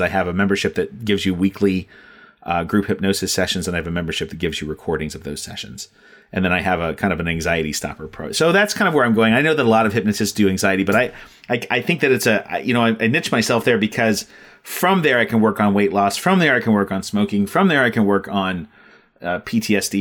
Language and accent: English; Ohio, United States; also born or lived in Texas; I'm from Ohio, we moved to Texas for a few years and back to Ohio.